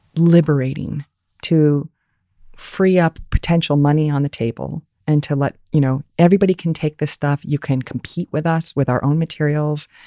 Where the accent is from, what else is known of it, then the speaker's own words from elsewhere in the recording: Fort Wayne, Indiana, United States; moved away as an adult; also born or lived in Ann Arbor, Michigan; I grew up in Fort Wayne, Indiana